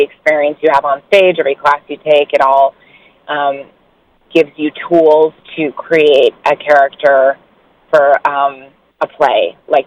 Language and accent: English; New York City, New York, United States; moved away as an adult; now in Los Angeles, United States; I grew up on East 82nd